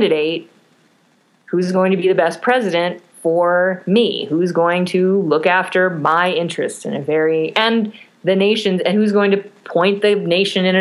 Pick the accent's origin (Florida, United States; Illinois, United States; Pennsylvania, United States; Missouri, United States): Illinois, United States; Chicago; as a Chicagoan